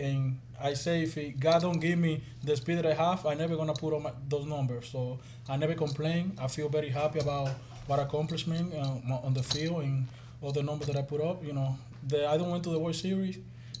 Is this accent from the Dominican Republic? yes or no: yes; Dominican Republic; born or raised there; moved away